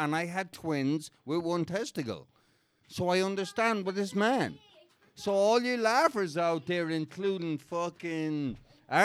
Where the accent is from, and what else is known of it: Mullingar, Leinster, Ireland; moved away as an adult; now in United States